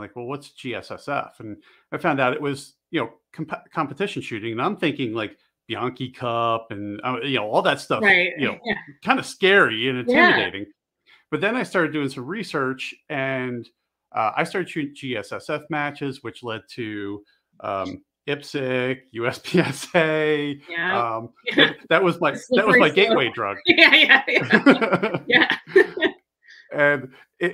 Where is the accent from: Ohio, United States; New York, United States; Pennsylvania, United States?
Pennsylvania, United States; just outside of Philly; also born or lived in Maryland; now in Montana, United States; I grew up in Pennsylvania, just outside of Philly, and we ended up living in Maryland.